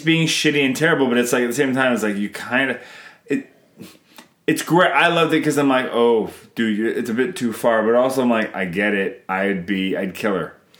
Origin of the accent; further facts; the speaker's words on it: Canada; I'm Canadian filmmaker